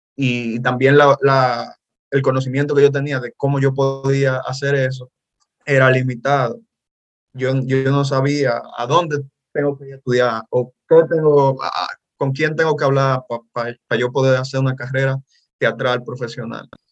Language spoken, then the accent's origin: Spanish; Dominican Republic; soy dominicano, soy actor